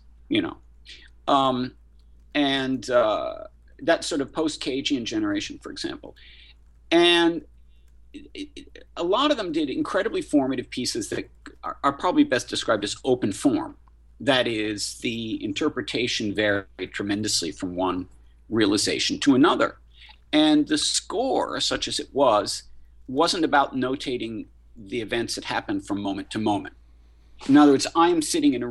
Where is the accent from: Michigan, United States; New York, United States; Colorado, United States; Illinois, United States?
New York, United States; I'm a New Yorker